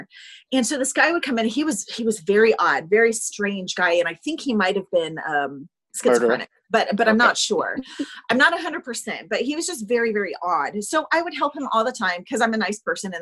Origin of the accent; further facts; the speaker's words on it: Indiana, United States; also born or lived in Kentucky; I'm from the Midwest